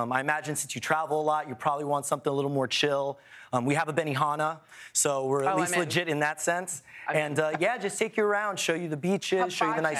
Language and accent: English; Stuart, Florida, United States; my hometown of Stuart, Florida. It's the sailfish capital of the world. Beautiful beaches, mm-hmm. much slower pace.